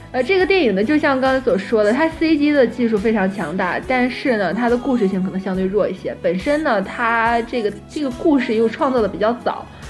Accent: northern China, China; now in Shanghai, China; 本身我自己是北方人吧，然后就，我就比较喜欢北方的一种环境

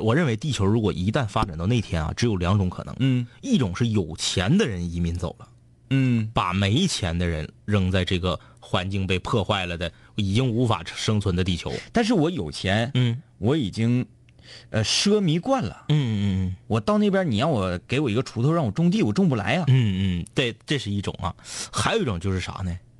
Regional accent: Northeast China, China; 我们东北这边

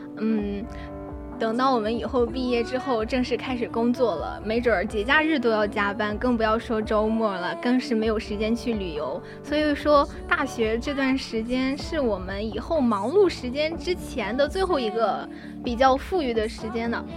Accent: Hebei, China; moved away as an adult; now in Sichuan, China; 没错，我在河北。

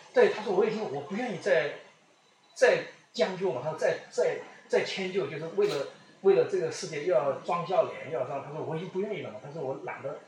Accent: China; 我自己作为一个中国人

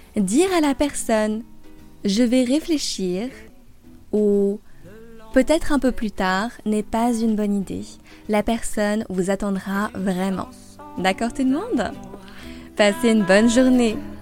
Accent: France; also born or lived in Paris; Je suis française et j'habite à Paris. J'enseigne le français sur Weixin depuis deux ans maintenant.

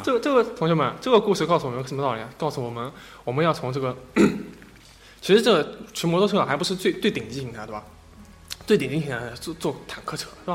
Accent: Shanghai, China; accent: Shanghai accent; 我这个上海口音比较重

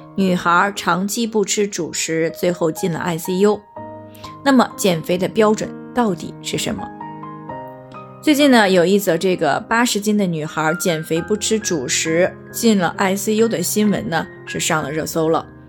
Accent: China; 我们中国人

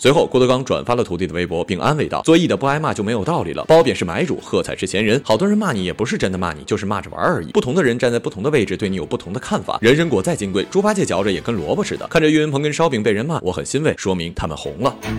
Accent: Northeast China, China; 作为一个东北人

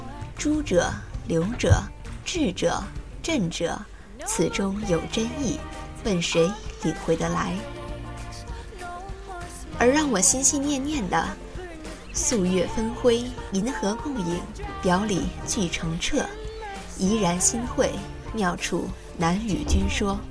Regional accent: Shandong, China; 这让我想起了我的故乡山东，沿着运河也曾有过很多辉煌的城市，比如临清、台儿庄，但是都因为运河的衰落而沉寂。

